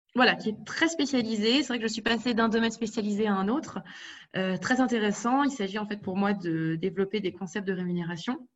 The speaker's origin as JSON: {"language": "French", "country": "France", "tie": "born or raised there", "moved": "as an adult", "lives_now": "Berlin, Germany", "said": "ma mère étant allemande et venant de Rhénanie, mais j'ai grandi en France. Je suis partie euh, en Allemagne"}